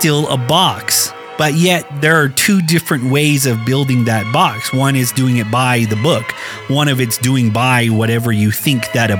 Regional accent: Tuba City, Arizona, United States; real Hopi in a way, because yes, I'm integrated into Baana society. You know, I grew up in the city. I grew up in Tuba City.

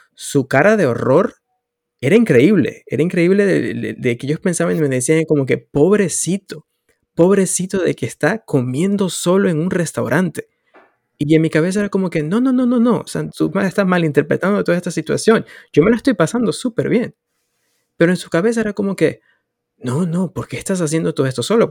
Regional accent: Venezuela; moved away as an adult; now in Canada; en mi país, en ese momento, Venezuela

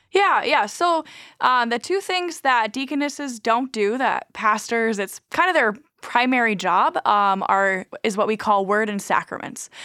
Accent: Nebraska, United States; also born or lived in Sierra Leone; now in Minot, United States; I grew up on a Native American reservation in Nebraska

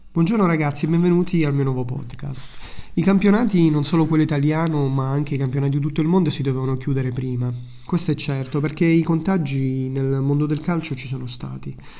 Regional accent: Italy; now in Malta; Sono orgoglioso del mio paese e sono orgoglioso di essere italiano

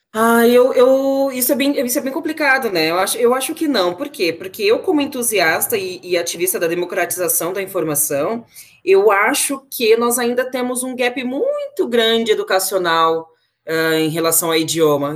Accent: Brasília, Federal District, Brazil; moved away; nascida e criada em Brasília, capital do Brasil

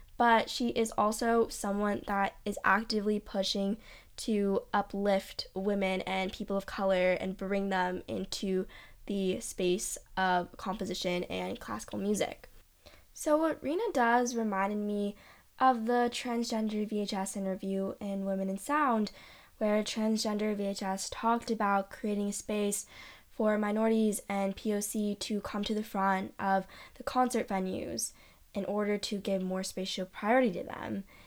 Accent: Los Angeles, California, United States; moved away; I come from Los Angeles, which is incredibly diverse city, and all the music scenes I've been a part of in L A have always been diverse

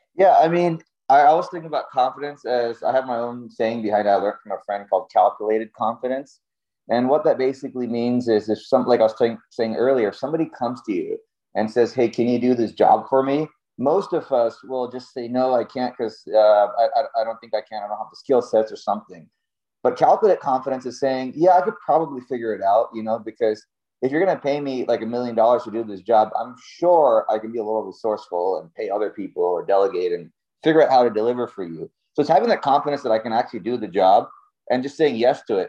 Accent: Cape Canaveral, Florida, United States; I grew up in Cape Canaveral, Florida

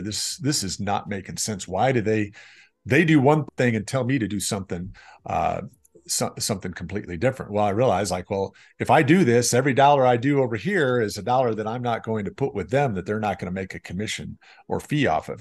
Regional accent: Rock Island, Illinois, United States; also born or lived in Chicago, Illinois / Davenport, Iowa; my hometown, the Quad Cities

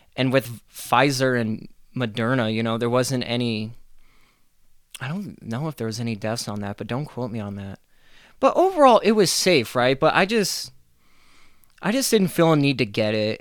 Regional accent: Golden, Colorado, United States; also born or lived in Arvada; I'm from Arvada. Uh, you know, I grew up in Golden

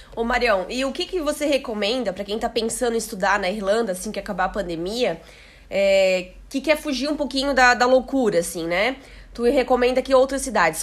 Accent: Blumenau, Santa Catarina, Brazil; Eu sou de Blumenau

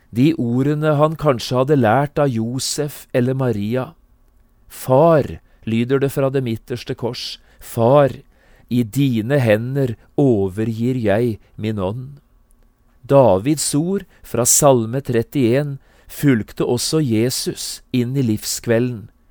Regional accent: Notodden, Telemark, Norway; Notodden, hjembyen min

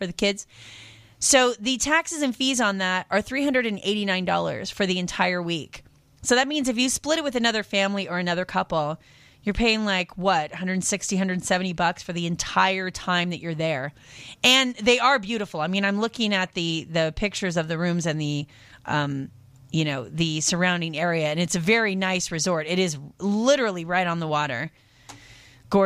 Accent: Pacific Northwest, United States; moved away; also born or lived in France; I am from the Pacific Northwest

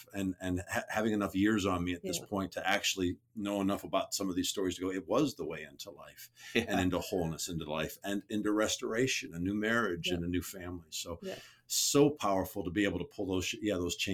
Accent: Canada; I'm Canadian too

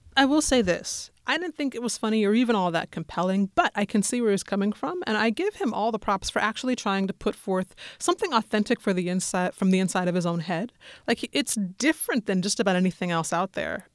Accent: Denver, Colorado, United States; I'm from Denver.

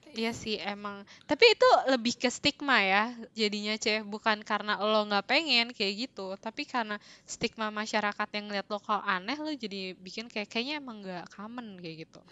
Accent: Greater Jakarta, Indonesia; gua dari Greater Jakarta area ini

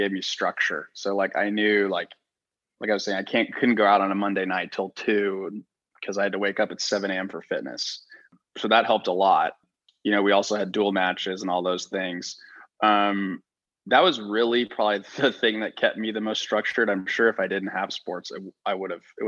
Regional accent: Texas, United States; I grew up in Texas

